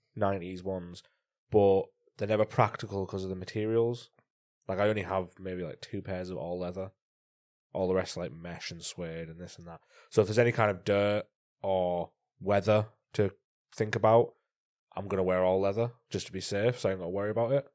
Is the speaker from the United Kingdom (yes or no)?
yes; North East England, United Kingdom; I'm from Northeast